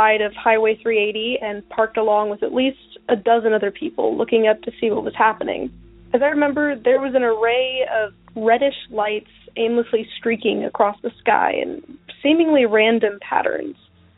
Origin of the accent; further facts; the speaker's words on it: Texas, United States; I'm from Texas.